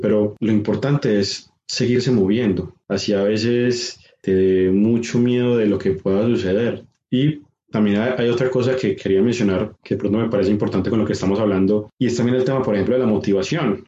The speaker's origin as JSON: {"language": "Spanish", "town": "Medellín", "region": "Antioquia", "country": "Colombia", "lives_now": "Sabaneta, Colombia", "said": "Yo soy de Medellín, vivo en Sabaneta"}